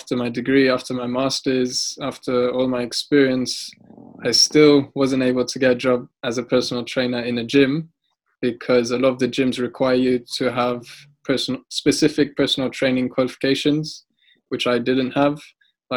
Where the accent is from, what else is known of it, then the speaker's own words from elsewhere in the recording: Uganda; moved away; also born or lived in Altrincham / London / Saudi Arabia; I grew up in Uganda, which is not exactly the richest country in the world